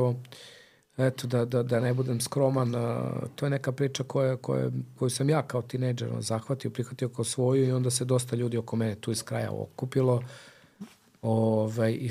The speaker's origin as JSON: {"language": "Croatian", "region": "Belgrade", "country": "Serbia", "tie": "born or raised there", "said": "mi smo kao klinci sa Čubore"}